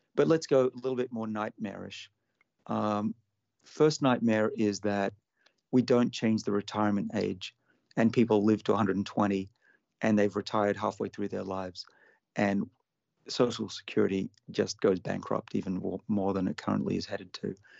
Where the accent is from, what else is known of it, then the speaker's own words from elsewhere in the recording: Sydney, New South Wales, Australia; my hometown of Sydney